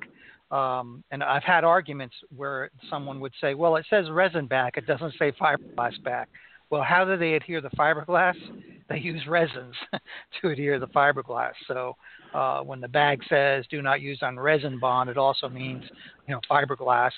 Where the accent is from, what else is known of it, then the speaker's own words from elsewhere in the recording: Melbourne, Florida, United States; here in Melbourne, Florida, my hometown